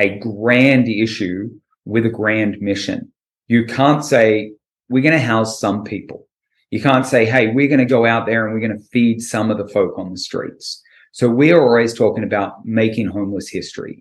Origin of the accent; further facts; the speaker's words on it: Australia; moved away as an adult; now in California, United States; I'm from Australia.